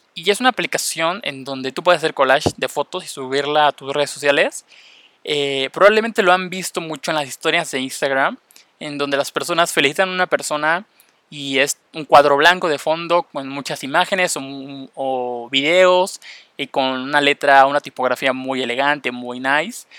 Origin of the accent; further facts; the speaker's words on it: Mexico; first language Spanish; yo soy de México, hablo español y me interesa aprender inglés